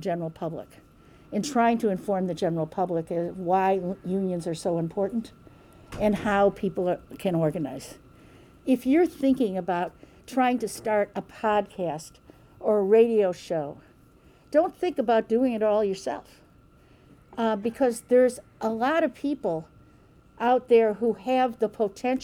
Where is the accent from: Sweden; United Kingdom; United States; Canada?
United States; Kansas City, Missouri; I'm from Kansas City